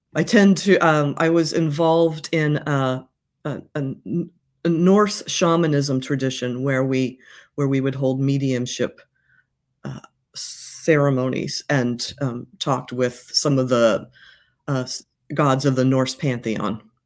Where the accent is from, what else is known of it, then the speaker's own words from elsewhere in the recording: Midwest, United States; I'm from the Midwest